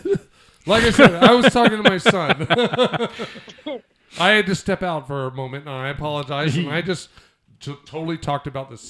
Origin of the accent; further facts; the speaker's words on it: United States; Just because we're Americans